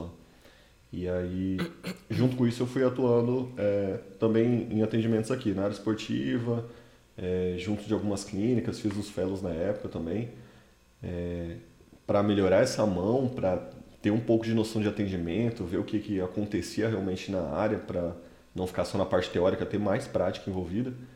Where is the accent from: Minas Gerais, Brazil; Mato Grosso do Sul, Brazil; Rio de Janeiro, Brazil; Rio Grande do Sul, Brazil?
Mato Grosso do Sul, Brazil; Campo Grande; moved away; sou original de Campo Grande, no Mato Grosso do Sul, fiz minha graduação lá